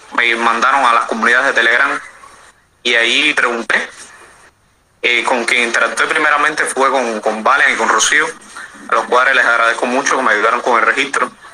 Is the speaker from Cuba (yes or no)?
yes; Cuba; Soy cubano